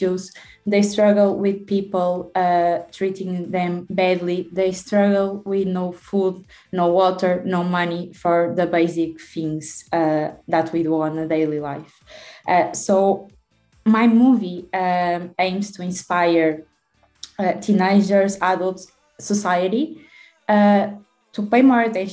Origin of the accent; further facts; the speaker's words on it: Porto, Norte, Portugal; I'm a student from Oporto.